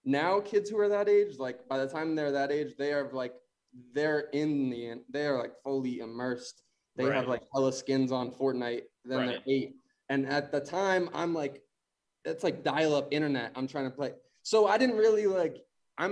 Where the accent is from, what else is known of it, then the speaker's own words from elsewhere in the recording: Arizona, United States; moved away as an adult; also born or lived in Chicago; I was about to go to U of A because I grew up in Arizona.